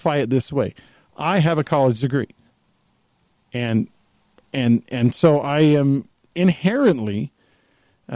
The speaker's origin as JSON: {"language": "English", "region": "Texas", "country": "United States", "tie": "born or raised there", "said": "I grew up in Texas."}